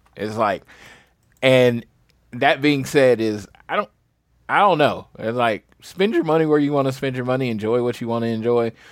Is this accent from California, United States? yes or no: no; St. Louis, Missouri, United States; moved away; I'm from Missouri. I don't have to go all the way for the where I'm from, Saint Louis.